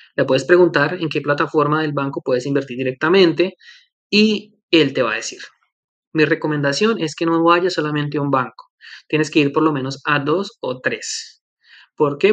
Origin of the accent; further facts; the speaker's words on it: Colombia; now in Canada; Colombia, que es mi país de origen y que también conozco más o menos